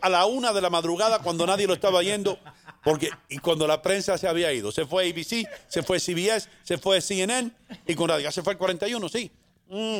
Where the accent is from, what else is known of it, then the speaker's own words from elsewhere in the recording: La Vega, Dominican Republic; now in New York, United States; Yo vengo de la República Dominicana, de un lugar que se llama La Vega, que es un continente